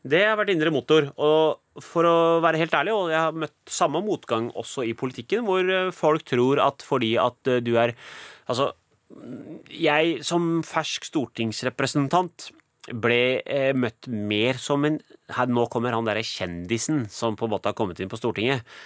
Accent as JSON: {"language": "Norwegian", "country": "Norway", "tie": "born or raised there", "said": "hun er jo som meg født og oppvokst i Norge"}